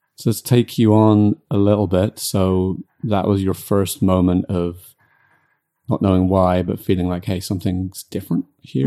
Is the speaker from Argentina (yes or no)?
no; United Kingdom; I'm British